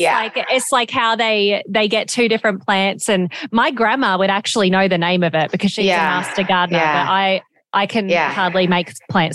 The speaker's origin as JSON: {"language": "English", "country": "Australia", "tie": "born or raised there", "moved": "yes", "lives_now": "United States", "said": "I was raised in Australia. So like from elementary school and middle school and high school, I did in Australia. And I am half American though."}